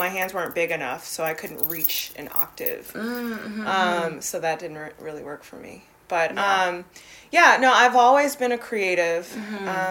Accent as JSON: {"language": "English", "town": "Berkeley", "region": "California", "country": "United States", "tie": "born or raised there", "also_born_or_lived": "Oakland, California", "moved": "as an adult", "lives_now": "New York, United States", "said": "I grew up in the Bay Area. I went to Berkeley schools mostly"}